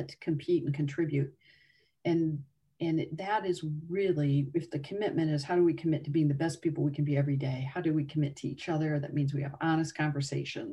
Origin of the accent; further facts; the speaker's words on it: Northwest Indiana, United States; I grew up in Northwest Indiana.